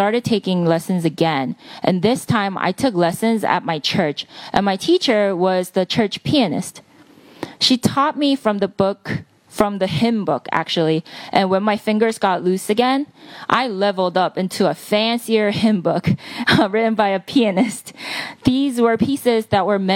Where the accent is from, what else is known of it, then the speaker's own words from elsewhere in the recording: Palisades Park, New Jersey, United States; English is a second language; also born or lived in Seoul, South Korea; I moved to America. I literally landed in JFK, drove to Palisades Park, and I've been here ever since second grade